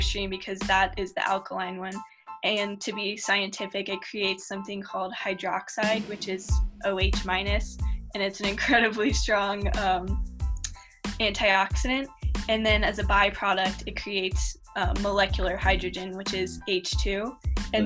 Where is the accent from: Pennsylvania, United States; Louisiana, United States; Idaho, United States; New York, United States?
Louisiana, United States; New Orleans; moved away as an adult; also born or lived in California; now in Boulder, United States; I'm actually from New Orleans